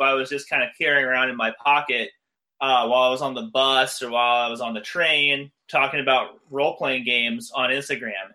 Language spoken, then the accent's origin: English; Phoenix, Arizona, United States; moved away as an adult; also born or lived in Los Angeles, California; I moved to Los Angeles from my hometown, Phoenix, Arizona